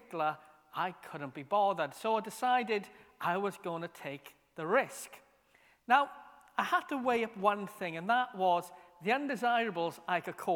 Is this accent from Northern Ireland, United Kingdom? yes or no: no; Merthyr Tydfil, Wales, United Kingdom; when I was a kid growing up in Merthyr